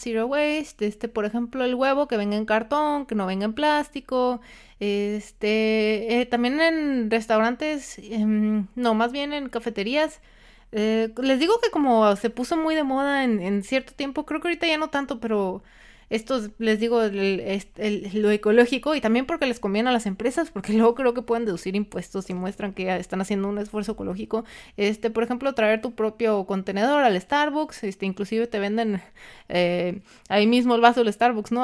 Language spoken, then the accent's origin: Spanish; Mexico; nosotros como el mexicano, para, los que son de México